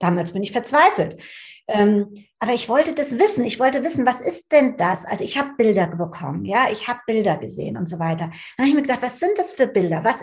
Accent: Frankfurt, Hesse, Germany; Also ich bin in Frankfurt aufgewachsen.

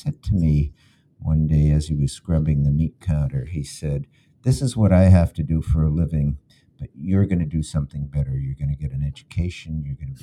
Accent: Halifax, Nova Scotia, Canada; also born or lived in Munich, Germany; my parents arrived with me. I was 11 months old

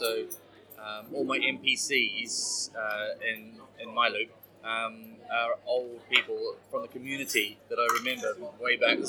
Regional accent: New Zealand; now in United Kingdom; although I've lived here for a while. I'm from New Zealand originally.

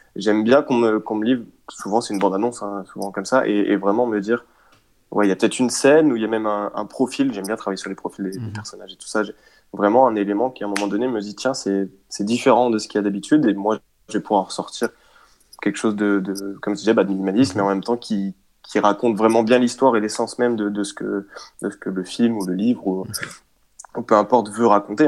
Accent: Rennes, Brittany, France; je suis de Rennes

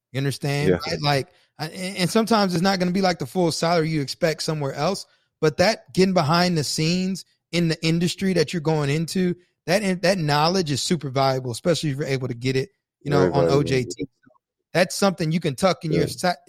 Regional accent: College Station, Texas, United States; I'm from College Station.

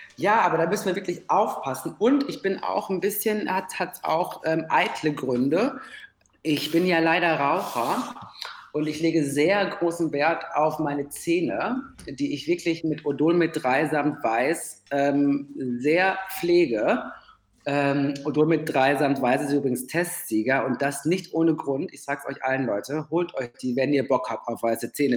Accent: Ruhr area, North Rhine-Westphalia, Germany; now in Berlin, Germany; ich komme aus dem Ruhrgebiet

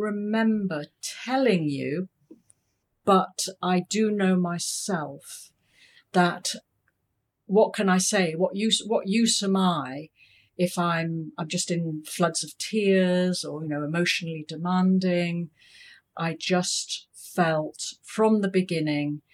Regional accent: United Kingdom; moved away as an adult; now in Hong Kong; I'm British

